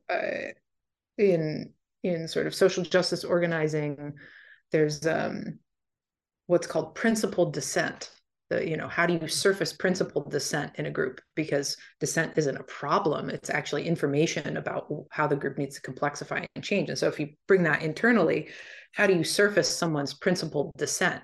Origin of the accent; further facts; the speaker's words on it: D.C., East Coast, United States; I grew up on the East Coast, right outside D C